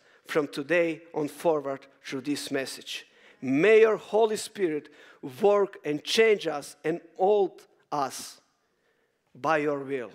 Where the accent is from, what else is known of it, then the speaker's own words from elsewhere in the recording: Croatia; I'm coming from Croatia, beautiful nation